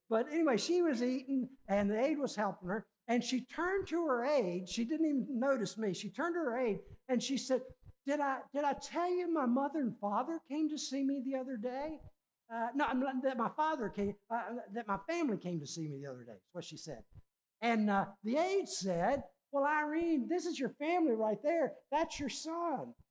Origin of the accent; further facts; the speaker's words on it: Richmond, Virginia, United States; my hometown, Richmond, Virginia